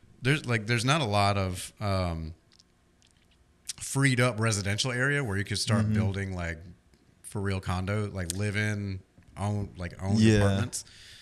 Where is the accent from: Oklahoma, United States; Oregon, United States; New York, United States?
New York, United States; Syracuse; I came from Syracuse, New York, which is basically Birmingham, just up north.